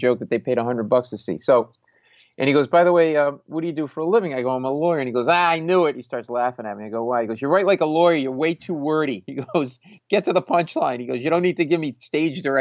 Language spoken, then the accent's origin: English; Providence, Rhode Island, United States; moved away as an adult; also born or lived in New York City; I grew up in Providence, Rhode Island, middle-class family